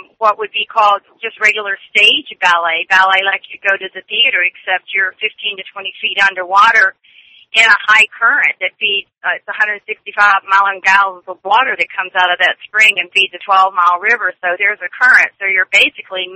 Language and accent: English; Florida, United States; I am from Florida and a spring swimmer